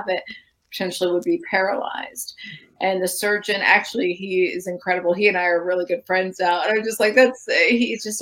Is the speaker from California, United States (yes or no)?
no; Florida, United States; I grew up in Florida, which is a common place for lightning strikes